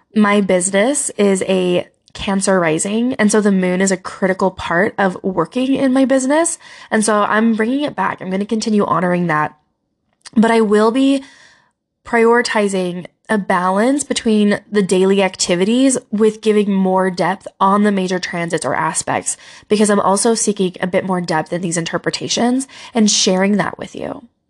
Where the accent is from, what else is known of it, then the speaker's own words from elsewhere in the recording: Utah, United States; Utah, my home state